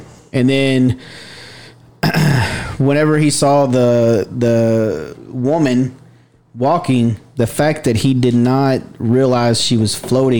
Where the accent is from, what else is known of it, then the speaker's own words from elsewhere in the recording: Garland, Texas, United States; I would not consider myself as growing up in East Texas. I grew up in Garland, so.